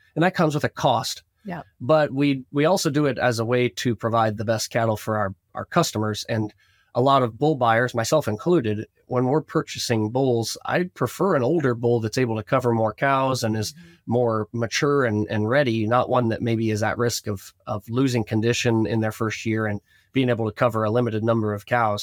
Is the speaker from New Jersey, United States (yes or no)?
no; Northwest Ohio, United States; growing up in Northwest Ohio, our family had a cattle operation, cow calf, and, and feedlot